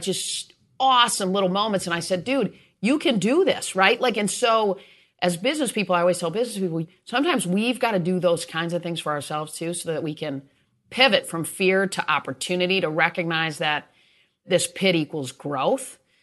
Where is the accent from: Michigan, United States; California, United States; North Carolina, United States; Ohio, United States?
Michigan, United States; East Lansing; moved away as an adult; also born or lived in Atlanta; I Grew up in East Lansing, awesome parents, and, uh, went two miles down the road to Michigan State.